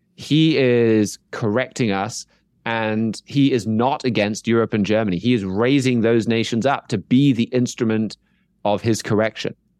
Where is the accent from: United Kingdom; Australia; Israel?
United Kingdom; my home country here in the UK